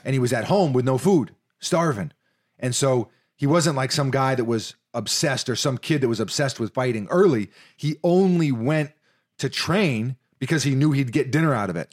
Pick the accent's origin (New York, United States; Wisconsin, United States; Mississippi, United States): New York, United States; New York City; now in Florida, United States; Growing up in New York City, many basketball hoops don't have nets